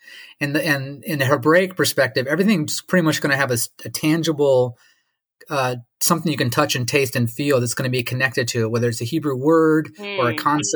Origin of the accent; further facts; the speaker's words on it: Michigan, United States; now in North Carolina, United States; I grew up in Michigan, on Lake Michigan